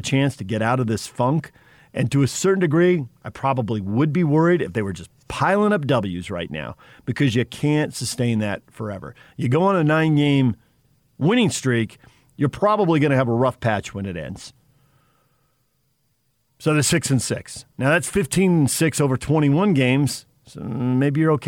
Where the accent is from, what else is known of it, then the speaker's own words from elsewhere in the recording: Southern California, United States; growing up in Southern California, Padre fan, you don't like the Dodgers